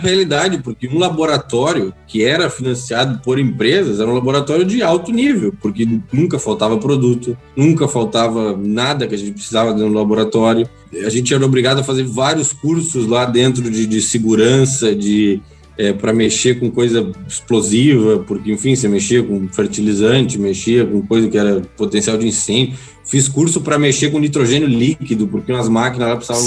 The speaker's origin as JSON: {"language": "Portuguese", "country": "Brazil", "said": "sou do Brasil e, e, tipo, tô aqui, consegui vir para cá"}